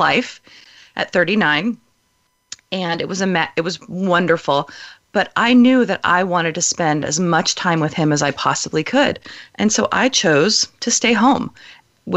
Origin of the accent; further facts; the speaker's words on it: Southern California, United States; moved away as an adult; now in Oregon, United States; I moved from Southern California, where I was a native of, to Oregon 13 years ago for a job